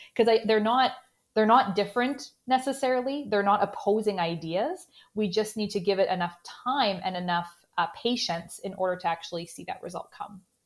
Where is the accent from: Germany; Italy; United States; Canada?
Canada; accent: Canadian; in my Canadian accent